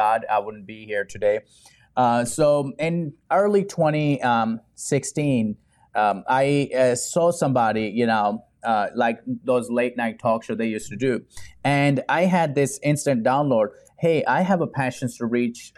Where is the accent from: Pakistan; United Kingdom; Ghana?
Pakistan; English is a second language; now in Houston, United States; growing up in Pakistan